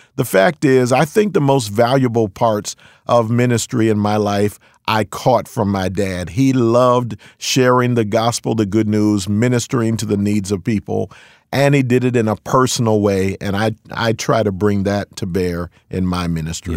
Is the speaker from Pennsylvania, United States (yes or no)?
yes; Philadelphia, Pennsylvania, United States; moved away as an adult; also born or lived in California; now in Fremont, United States; I'm born and raised in Philadelphia, P A. Spent my first thirty-one years there.